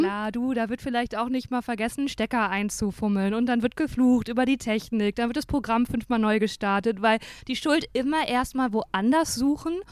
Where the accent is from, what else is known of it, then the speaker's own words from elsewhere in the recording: Dinslaken, North Rhine-Westphalia, Germany; also born or lived in Aachen; Ich bin ja in Hiesfeld aufgewachsen, ne? Aber ich bin in Aachen geboren